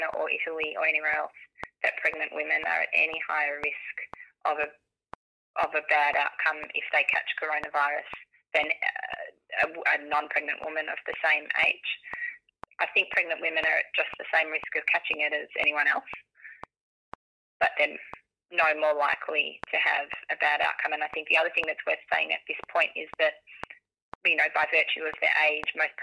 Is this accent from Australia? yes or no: yes; Australia; as Australian individuals